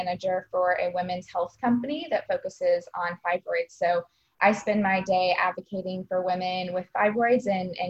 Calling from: Austin, Texas, United States; moved away; I am calling in from Austin, Texas.

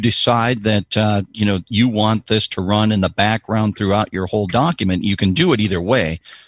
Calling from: Columbia, South Carolina, United States; I am in Columbia, South Carolina.

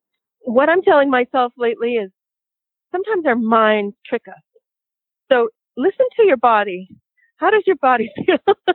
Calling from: Los Angeles, California, United States; I'm in Los Angeles right now. I'm calling from Los Angeles, and I'm recording here tracks for my next album

